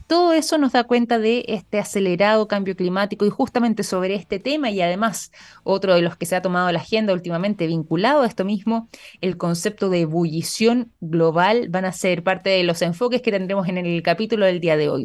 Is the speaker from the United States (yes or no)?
no; Chile; nuestro país